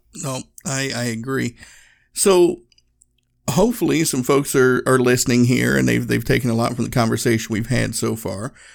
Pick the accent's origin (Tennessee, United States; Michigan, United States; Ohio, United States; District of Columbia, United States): Tennessee, United States; Northeast; moved away; I grew up in Northeast Tennessee. My hometown was a small town in the Smoky Mountains